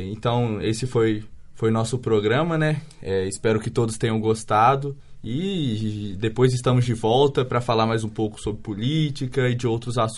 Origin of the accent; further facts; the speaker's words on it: Indaiatuba, São Paulo, Brazil; Eu sou de Indaiatuba.